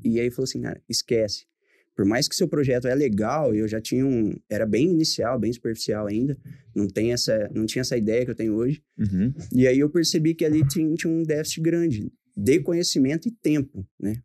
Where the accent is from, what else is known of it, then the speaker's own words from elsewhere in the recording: Pontal, São Paulo, Brazil; moved away as an adult; also born or lived in Ribeirão Preto; eu sou natural de Pontal em 2008 eu fui para Ribeirão